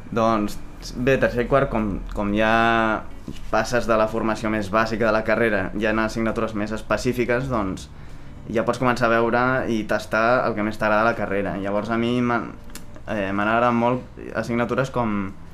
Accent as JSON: {"language": "Catalan", "town": "Barcelona", "region": "Catalonia", "country": "Spain", "said": "jo sóc de Sant Gervasi de Cassoles"}